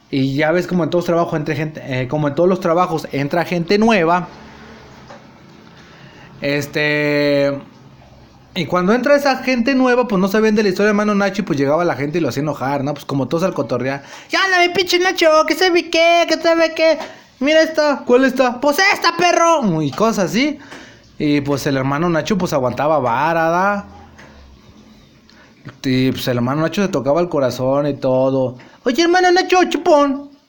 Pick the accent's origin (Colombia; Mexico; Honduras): Mexico; pero pues también admitamos los mexicanos cuando vamos a otro país también somos un desmadre